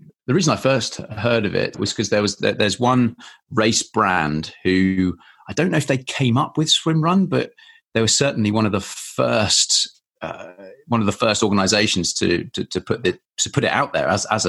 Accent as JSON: {"language": "English", "region": "Île-de-France", "country": "France", "tie": "born or raised there", "also_born_or_lived": "England", "said": "So I grew up just outside Paris for 9 years. We moved there when I was nine."}